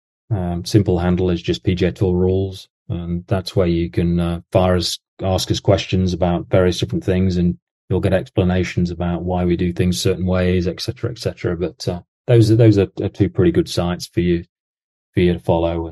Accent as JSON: {"language": "English", "region": "England", "country": "United Kingdom", "moved": "yes", "lives_now": "Jacksonville, United States", "said": "as an Englishman."}